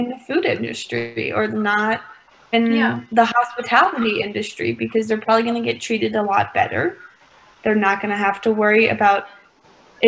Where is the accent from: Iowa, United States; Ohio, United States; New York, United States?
Ohio, United States; moved away; back home for me, I'm from Ohio